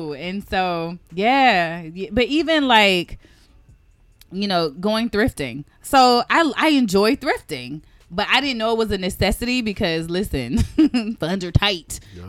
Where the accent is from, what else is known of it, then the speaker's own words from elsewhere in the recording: the South, United States; First of all, okay, so I'm from the South. So we would have pinto beans and cornbread.